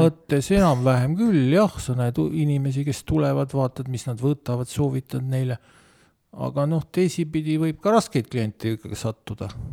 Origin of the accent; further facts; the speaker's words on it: Otepää, Valga County, Estonia; ma kasvasin nagu maal